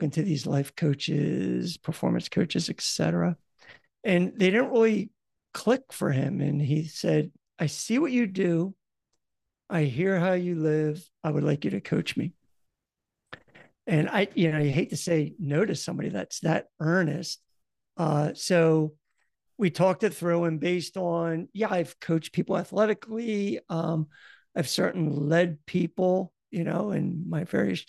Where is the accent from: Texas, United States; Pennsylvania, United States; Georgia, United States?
Pennsylvania, United States; Philadelphia; accent: Philadelphia; now in New Jersey, United States; I have a Philadelphia accent